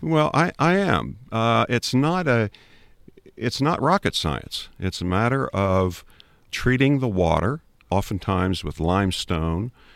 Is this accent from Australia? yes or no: no; Maryland, United States; also born or lived in Huntingdon County, Pennsylvania; now in Pennsylvania, United States; I grew up in Maryland, in, in the suburbs